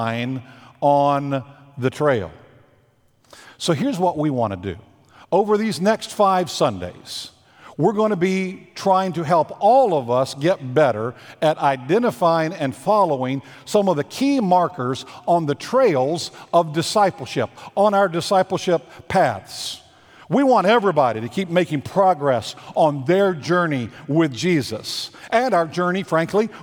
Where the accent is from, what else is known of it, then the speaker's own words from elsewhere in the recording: Virginia, United States; I grew up in Virginia about a mile and a half from a place on the Blue Ridge Parkway